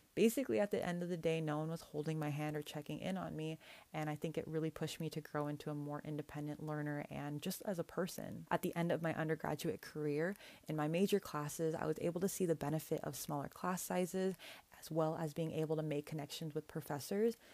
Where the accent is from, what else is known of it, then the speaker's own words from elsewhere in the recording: Northern California, United States; my hometown in Northern California